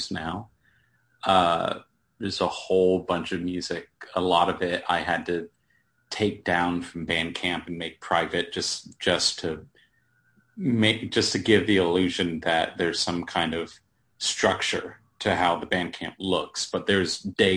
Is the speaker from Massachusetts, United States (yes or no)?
no; Apex, North Carolina, United States; also born or lived in Cary, North Carolina / Greensboro, North Carolina / Durham, North Carolina; I was born in Cary, and then we kind of moved all over the place. My family eventually settled down in Apex.